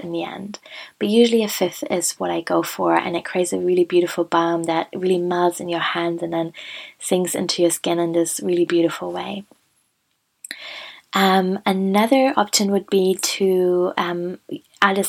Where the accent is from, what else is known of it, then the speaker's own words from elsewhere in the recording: Germany; moved away; I was visiting Germany for Christmas and I was near my hometown. So I went to the woods near the hospital in which I was born